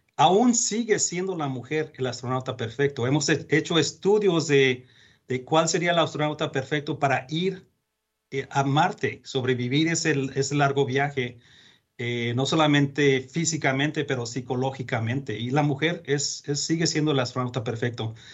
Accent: Mexico; moved away; Yo soy mexicano, nacido en México

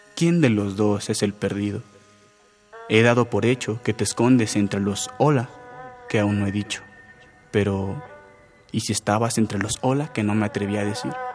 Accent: Coacalco, State of Mexico, Mexico; soy de Coacalco, del Estado de México

